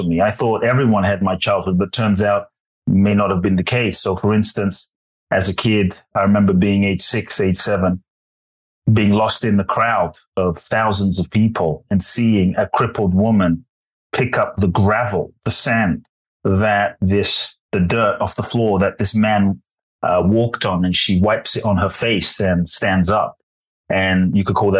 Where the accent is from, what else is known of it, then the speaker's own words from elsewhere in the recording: London, United Kingdom; also born or lived in Ghana; now in United States; I was born in Ghana, West Africa. My father is from Ghana. My mother is Japanese. I grew up in London and now the US